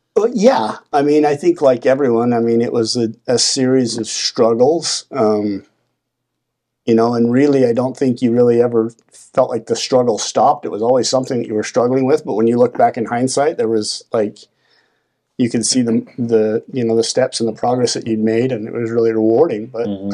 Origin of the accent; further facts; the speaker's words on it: Salt Lake City, Utah, United States; also born or lived in Draper; I was born in Salt Lake, and um, I, we used to live out by Draper